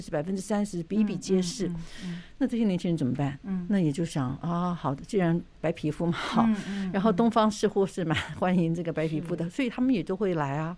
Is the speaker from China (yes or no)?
no; Taiwan; 我们台湾人